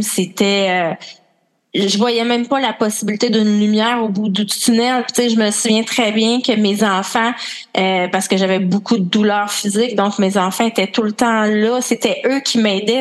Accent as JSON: {"language": "French", "region": "Quebec", "country": "Canada", "accent": "Québécois", "said": "je suis une Québécoise avec mon accent, sûrement"}